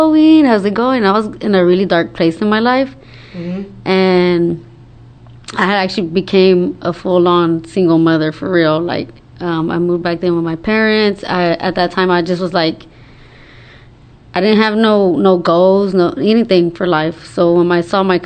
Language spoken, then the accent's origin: English; Dallas, Texas, United States; I was born and raised here in Dallas, Texas.